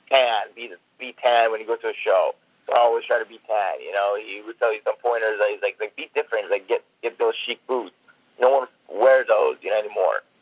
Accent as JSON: {"language": "English", "town": "Seattle", "region": "Washington", "country": "United States", "said": "I just told him I'm from Seattle, and and my goal is to become a wrestler."}